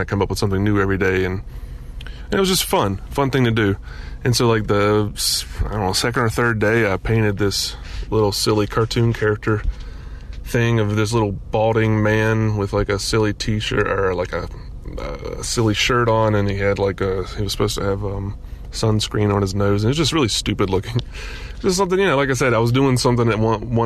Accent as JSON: {"language": "English", "region": "Gulf Coast", "country": "United States", "tie": "born or raised there", "moved": "yes", "said": "I grew up on the Gulf Coast"}